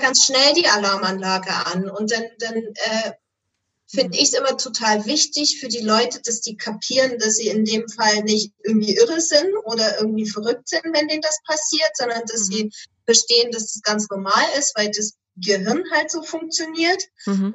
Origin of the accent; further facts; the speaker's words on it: Erzgebirge, Saxony, Germany; moved away as an adult; now in Flensburg, Germany; gebürtig komme ich allerdings aus dem Erzgebirge in hm. Sachsen.